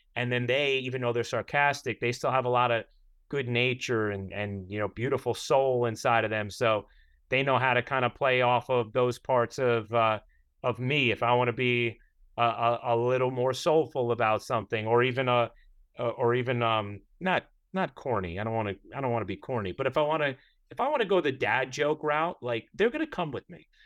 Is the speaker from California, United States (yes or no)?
no; New York, United States; as a New Yorker